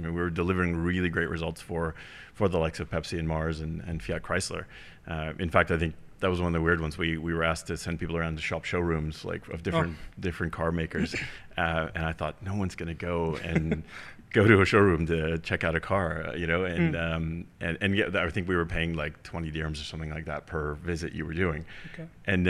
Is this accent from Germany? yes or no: yes; Germany; also born or lived in California; now in United States; So about me, I'm originally from Germany. I know it sounds doesn't sound that way, but so I'm half German, half American, born and raised in a small village in Germany, and then my parents immigrated to the U.S., and hence the heavy American accent, right?